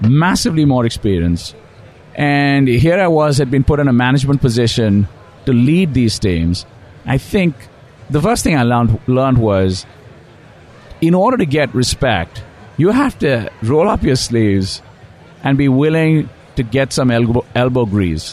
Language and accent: English; India; moved away; I grew up in India and went to school